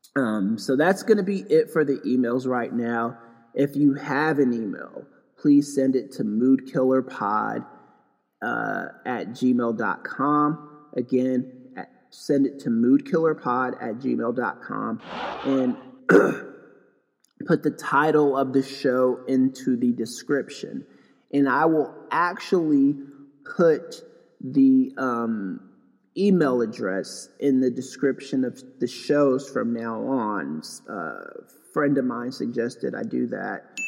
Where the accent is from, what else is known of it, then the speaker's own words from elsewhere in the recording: Knoxville, Tennessee, United States; moved away as an adult; also born or lived in Los Angeles, California; now in Pasadena, United States; I went to high school in Knoxville. I went to middle school out there too. So in 1992 ish, after the Los Angeles riots, my family um, had had enough of LA and we moved to Knoxville, Tennessee